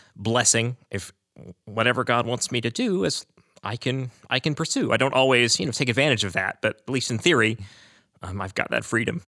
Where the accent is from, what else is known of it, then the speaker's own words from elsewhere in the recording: Aledo, Texas, United States; I am from Aledo, Texas